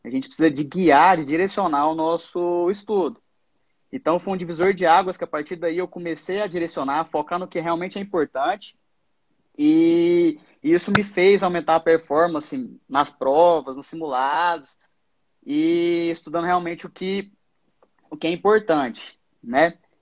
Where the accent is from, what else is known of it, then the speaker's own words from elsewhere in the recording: Goiás, Brazil; moved away as an adult; now in São Paulo, Brazil; eu sou de Goiás, me graduei na Univangélica e agora estou morando em São Paulo